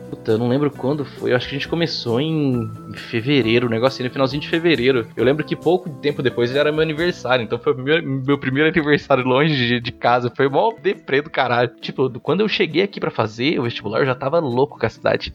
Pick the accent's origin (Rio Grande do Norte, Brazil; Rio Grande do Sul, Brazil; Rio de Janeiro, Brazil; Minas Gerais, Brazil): Minas Gerais, Brazil; now in São Paulo, Brazil; eu sou de outro estado, né? sou lá de Binas então é, imagina, bicho, você saiu de uma cidade pequenininha